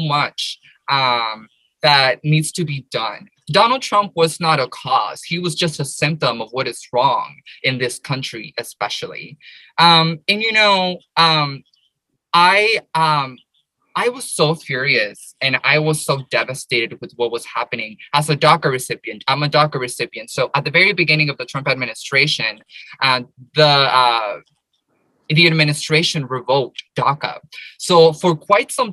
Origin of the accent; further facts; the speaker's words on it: Paramount, California, United States; I grew up in the United States. I grew up in Southern California, in LA, in this little city called Paramount.